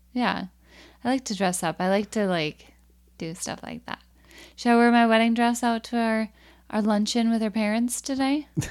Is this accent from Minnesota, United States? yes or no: yes; Minnesota, United States; we're Minnesotan